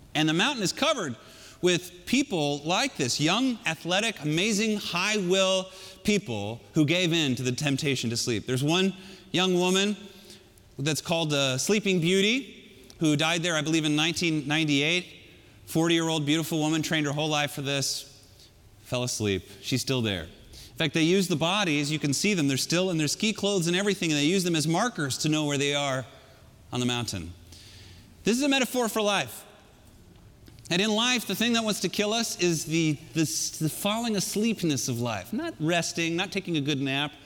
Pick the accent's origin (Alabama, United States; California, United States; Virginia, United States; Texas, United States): California, United States; I grew up in California.